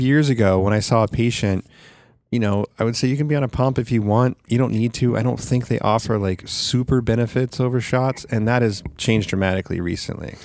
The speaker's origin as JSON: {"language": "English", "town": "Sacramento", "region": "California", "country": "United States", "tie": "born or raised there", "said": "this one in Sacramento, which is my hometown"}